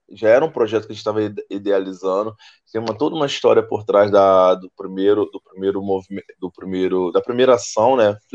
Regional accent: São Gonçalo, Rio de Janeiro, Brazil; Anteriormente falavam que era de Niterói, hoje outros lugares, mas hoje não, não, eu sou de São Gonçalo

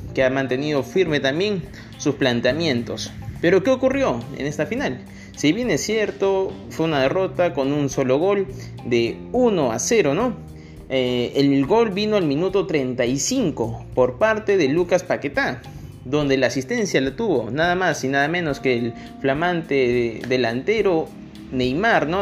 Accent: Peru; como los peruanos que somos

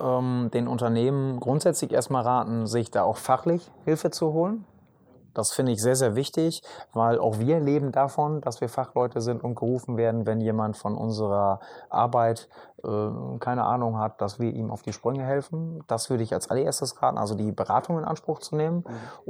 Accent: Emsland, Lower Saxony, Germany; bei uns im Emsland

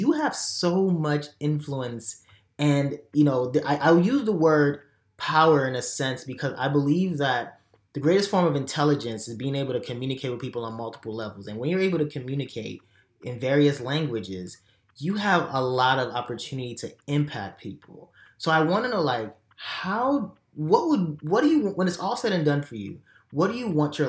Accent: Nigeria; now in United States; I was raised in Nigeria

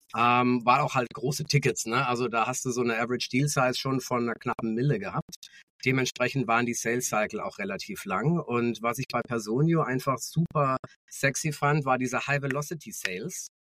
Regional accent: Munich, Bavaria, Germany; geboren in München, also tatsächlich auch Münchner Kinde

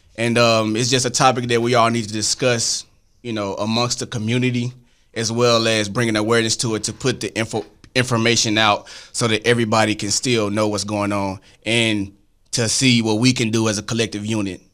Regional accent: Arkansas, United States; I'm from Arkansas

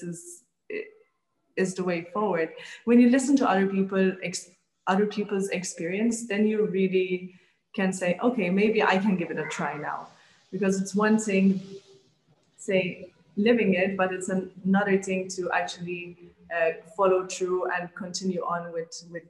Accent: Malta; I grew up in Malta

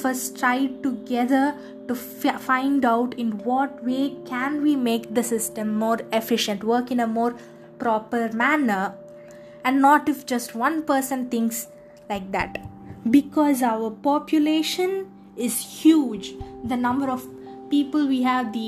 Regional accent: India

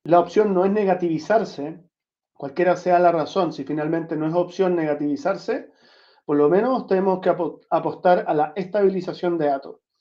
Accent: Chile; moved away; also born or lived in Santiago / southern Chile; nacido en Chile. Crecí entre Santiago y el sur de Chile

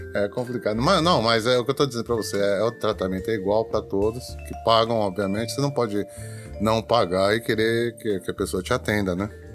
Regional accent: Brazil; now in Japan; Nós, como, como brasileiros

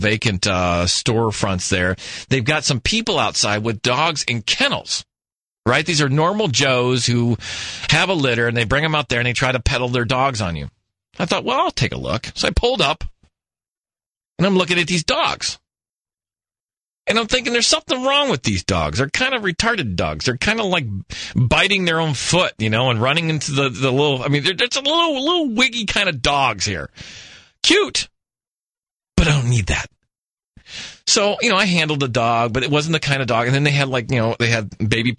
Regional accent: New Mexico, United States; now in Phoenix, United States; I hail from New Mexico

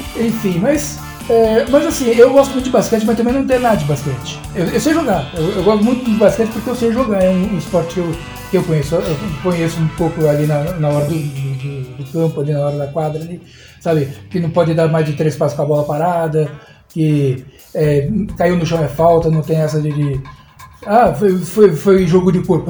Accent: São Paulo, Brazil; moved away as an adult; now in Praia Grande, Brazil; Eu nasci em São Paulo, eu fui criado em São Paulo, paulistano nato e tudo mais, e fui pra Praia Grande na primeira chance

